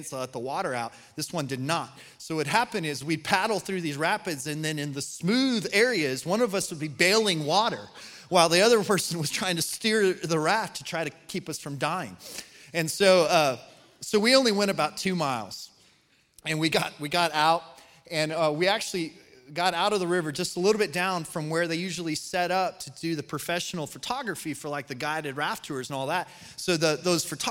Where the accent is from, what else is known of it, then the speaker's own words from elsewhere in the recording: Colorado, United States; moved away; I was born and raised in Colorado